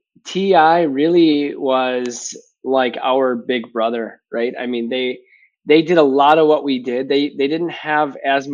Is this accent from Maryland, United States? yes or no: no; Wisconsin, United States; accent: Midwestern; people can pick up on the Midwestern accent. So from Wisconsin